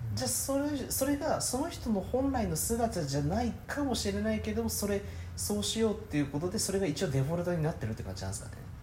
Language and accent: Japanese; Japan; 僕は日本人として